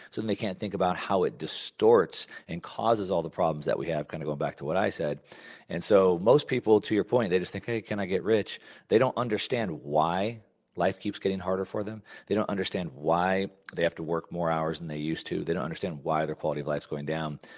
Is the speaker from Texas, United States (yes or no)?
yes; Texas, United States; a kid growing up in Texas